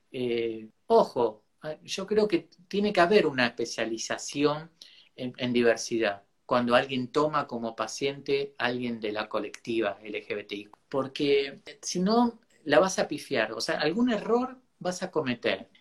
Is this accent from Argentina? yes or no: yes; Argentina; Mi tierra es la patria grande y bueno, en Argentina